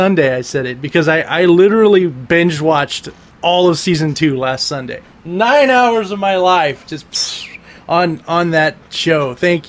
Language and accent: English; California, United States; we're both from California